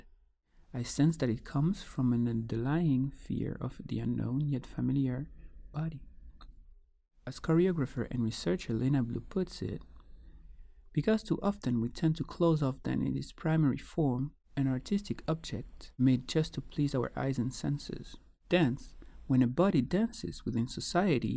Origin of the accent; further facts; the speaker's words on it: Guadeloupe; Growing up in Guadeloupe, a Caribbean island linked to a European context